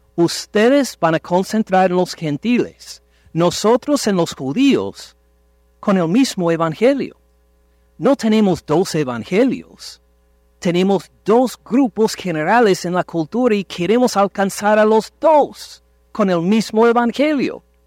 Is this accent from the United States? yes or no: yes; Ohio, United States; Nací casi en Canadá, tan lejos de México nací. En Estados Unidos, en el estado de Ohio